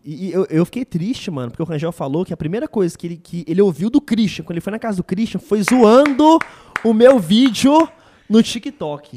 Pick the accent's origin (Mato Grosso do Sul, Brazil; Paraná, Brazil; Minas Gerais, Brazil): Minas Gerais, Brazil; Belo Horizonte; de Belo Horizonte, minha terra